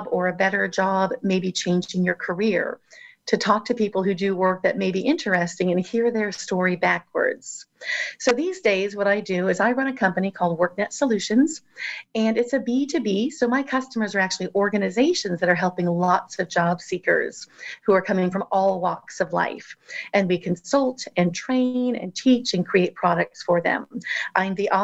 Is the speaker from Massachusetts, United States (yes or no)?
no; Southern California, United States; I grew up in Southern California